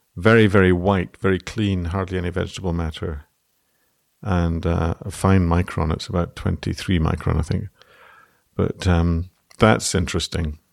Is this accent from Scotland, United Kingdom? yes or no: yes; Scotland, United Kingdom; now in Ireland; as a Scotsman